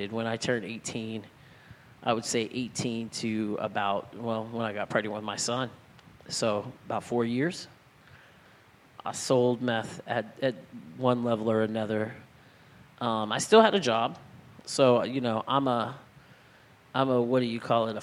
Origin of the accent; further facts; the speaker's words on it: El Cajon, California, United States; where I grew up in San Diego